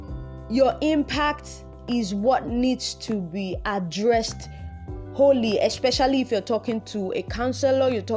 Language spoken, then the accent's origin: English; Nigeria; I'm Nigerian